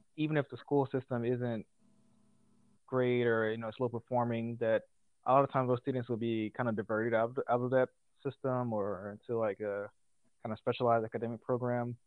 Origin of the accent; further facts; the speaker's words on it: Jackson, Mississippi, United States; I'm originally from Jackson, Mississippi. I grew up in a single parent household